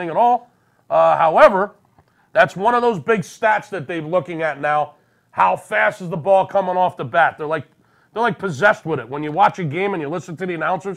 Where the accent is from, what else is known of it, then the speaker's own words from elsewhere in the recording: Philadelphia, Pennsylvania, United States; I'm from Philly